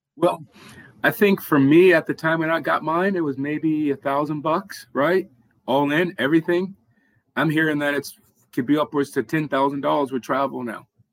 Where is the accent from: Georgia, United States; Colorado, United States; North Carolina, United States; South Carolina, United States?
Georgia, United States; Atlanta; growing up in Atlanta